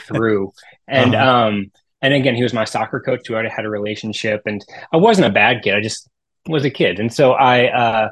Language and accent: English; Tiffin, Ohio, United States; also born or lived in Steubenville, Ohio; So I grew up in the Toledo Diocese, this really small town called Tiffin, Ohio